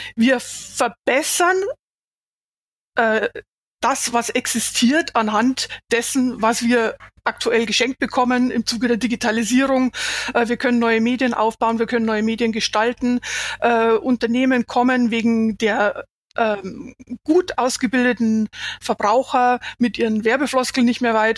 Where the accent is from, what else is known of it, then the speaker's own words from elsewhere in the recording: Bavaria, Germany; ich habe meine Klangfarbe, solange die Leute mich verstehen, ist es gut, kann jeder wissen, dass ich aus ja. Bayern komme